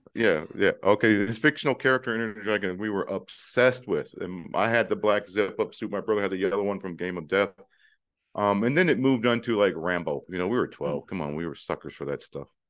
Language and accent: English; Detroit, Michigan, United States; I'm biracial and from Detroit